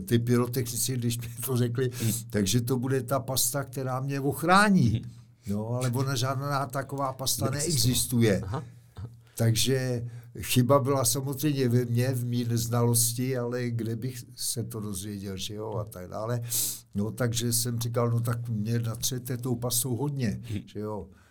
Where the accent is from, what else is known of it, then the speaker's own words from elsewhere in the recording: Czechia; my Češi, kaskadeři